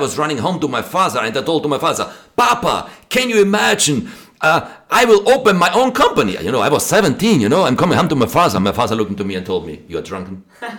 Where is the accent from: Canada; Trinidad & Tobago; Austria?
Austria; English is a second language